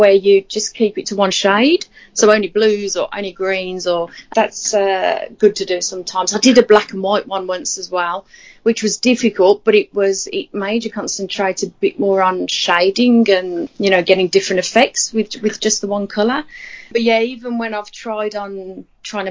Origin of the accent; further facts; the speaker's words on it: Birmingham, West Midlands, United Kingdom; accent: Birmingham; moved away as an adult; now in Australia; I was originally from Birmingham in the UK. And those English people listening to this would be able to tell the Birmingham accent, because you'd never get rid of it